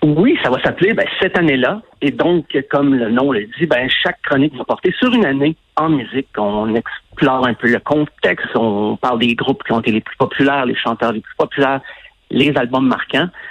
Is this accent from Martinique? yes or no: no; Quebec, Canada; also born or lived in Sherbrooke; J'ai quitté mon patelin, j'allais au cégep